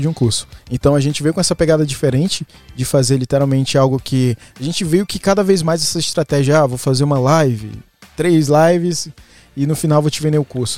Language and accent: Portuguese; Guarabira, Paraíba, Brazil; Nasci em Guarabira. interior